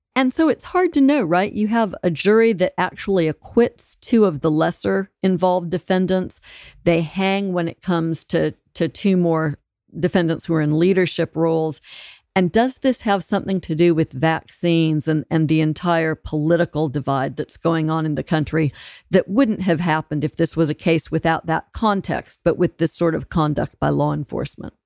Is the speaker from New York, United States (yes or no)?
no; Alabama, United States; So I'm from Alabama. That's a militia country.